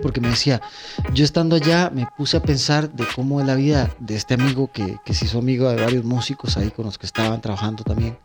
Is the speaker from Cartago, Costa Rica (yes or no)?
no; Hatillo, San José, Costa Rica; nosotros que somos de Atillo, que somos de Alameda